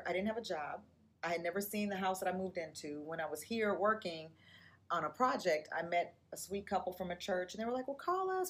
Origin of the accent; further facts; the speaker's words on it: Los Angeles, California, United States; moved away as an adult; now in Nashville, United States; I'm from Los Angeles. Yep. Born and raised. I moved with my babies here to Nashville in the year of 2000.